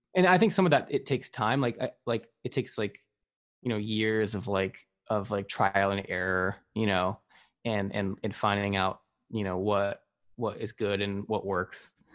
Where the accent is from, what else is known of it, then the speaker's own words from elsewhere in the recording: Arizona, United States; I grew up in Arizona